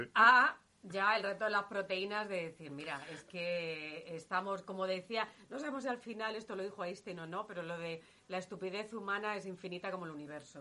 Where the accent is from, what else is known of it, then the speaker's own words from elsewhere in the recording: Guadalajara, Castilla-La Mancha, Spain; yo que soy de Guadalajara